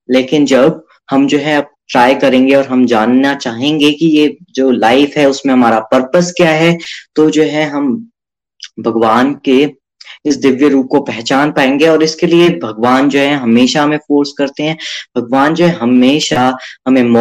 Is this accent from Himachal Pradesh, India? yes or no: yes; Chamba, Himachal Pradesh, India; मैं चंबा से हूं